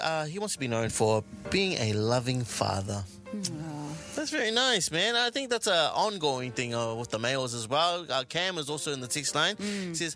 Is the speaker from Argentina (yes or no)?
no; Alofi, Niue; I'm from Alofi